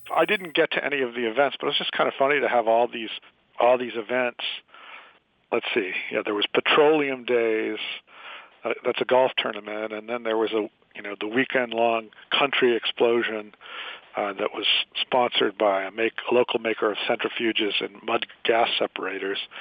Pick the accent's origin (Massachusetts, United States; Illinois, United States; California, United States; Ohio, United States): Massachusetts, United States; Worcester; moved away as an adult; also born or lived in Boulder, Colorado / Eldorado Springs, Colorado; now in North Carolina, United States; I had grown up in Worcester